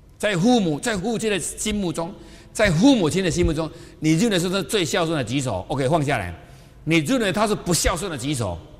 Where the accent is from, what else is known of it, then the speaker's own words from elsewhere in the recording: Taiwan; 我就是台湾的